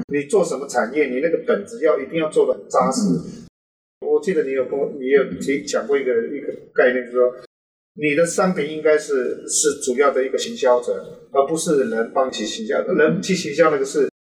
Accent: Taiwan; 我们这个年龄层是从生出来一直到国中、高中时间都是在部落

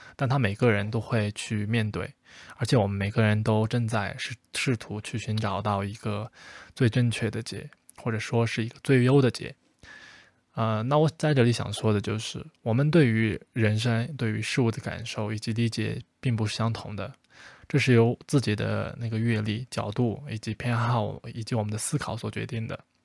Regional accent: China; 像我们，像我们中国才会有这样的一个疑惑，到底去大城市还是小地方

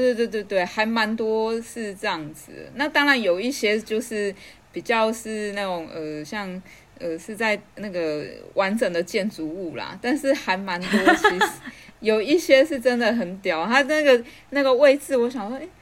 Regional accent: Taipei, Taiwan; moved away as an adult; now in Chiayi, Taiwan; 因为我长大是在台北

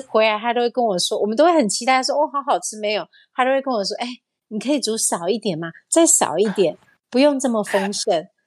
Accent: Taiwan; 因为我们台湾人、亚洲人的体质就是

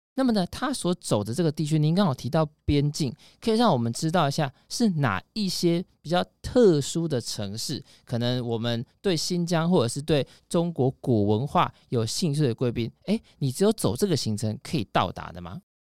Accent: Taiwan; 我们台湾人

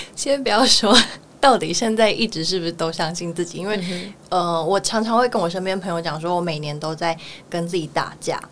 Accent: Miaoli County, Taiwan; moved away as an adult; now in Taipei, Taiwan; 我是苗栗人

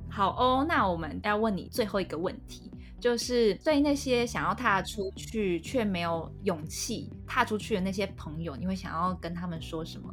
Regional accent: Taiwan; moved away; 身为台湾人真的很棒了

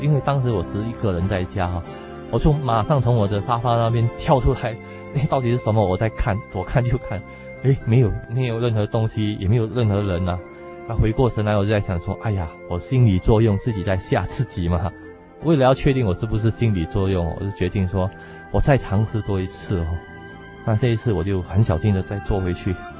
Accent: Singapore; moved away as an adult; now in Taiwan; 我是来自新加坡的

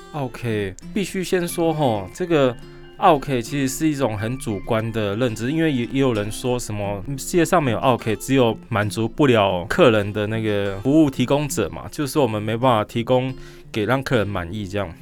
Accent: Taiwan; 我们台湾人出去玩 很喜欢做比较的

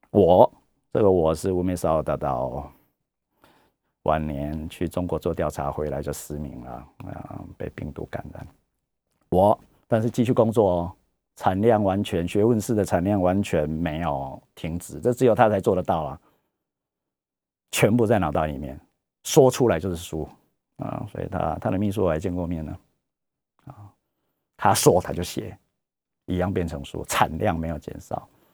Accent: Taiwan; 这我们台湾人也用过很多次了

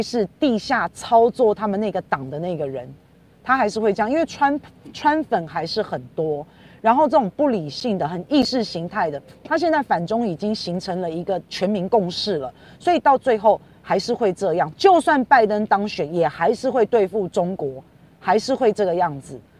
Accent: Taiwan; 我们台湾人也要加油啊

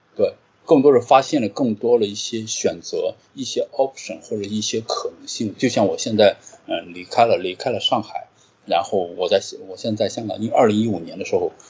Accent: Qingdao, Shandong, China; moved away as an adult; also born or lived in Jinan; 我是个青岛人

